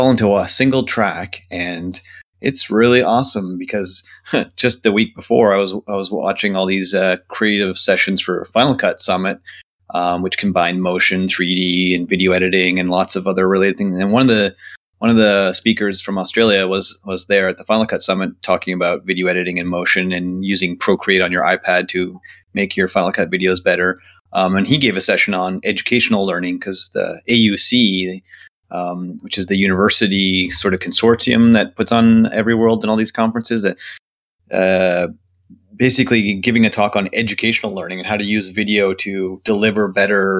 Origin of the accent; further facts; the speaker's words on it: Canada; as a Canadian